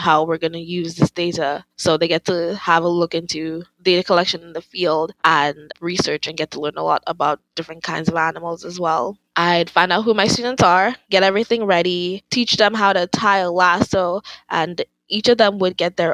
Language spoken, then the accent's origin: English; Dominica; moved away as an adult; now in United States; Growing up in Dominica